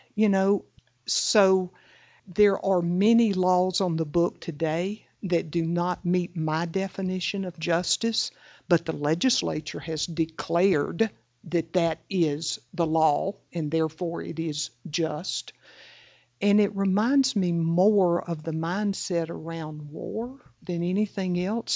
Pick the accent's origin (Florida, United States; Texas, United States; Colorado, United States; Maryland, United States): Florida, United States; the Deep South; I was raised in the Deep South